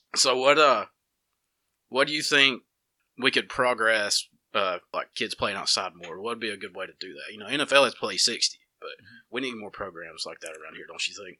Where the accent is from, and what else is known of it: Dora, Alabama, United States